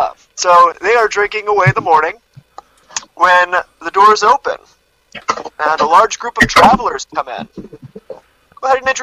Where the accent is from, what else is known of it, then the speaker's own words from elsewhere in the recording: Scotland, United Kingdom; I'm Scottish.